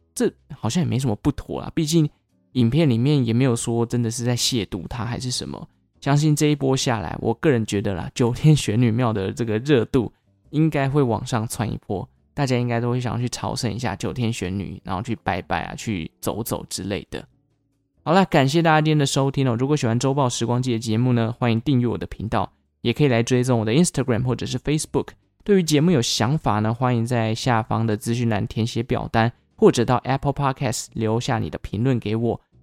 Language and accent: Chinese; Taichung, Taiwan; 落脚在我的故乡，也就是台中，台中的龙井区